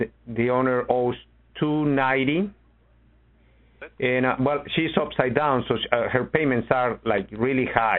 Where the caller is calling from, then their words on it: Chicago, Illinois, United States; I'm in Chicago, Ron. How are you?